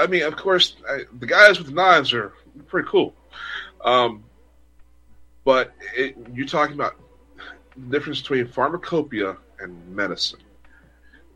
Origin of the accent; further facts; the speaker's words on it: United States; now in Poland; as an American